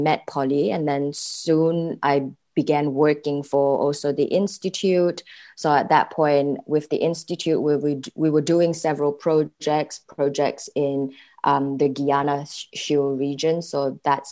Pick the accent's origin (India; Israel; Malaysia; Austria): Malaysia; moved away as an adult; now in The Hague, Netherlands; I'm a Malaysian living in The Hague, the Netherlands.